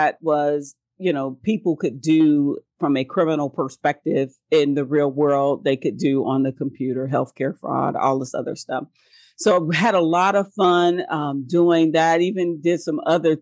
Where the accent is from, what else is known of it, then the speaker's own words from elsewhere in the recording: Cincinnati, Ohio, United States; moved away as an adult; also born or lived in Houston, Texas / Washington DC metro area / Los Angeles; Born and raised in Cincinnati, went to law school in Houston, Texas, spent some time in the DC metro area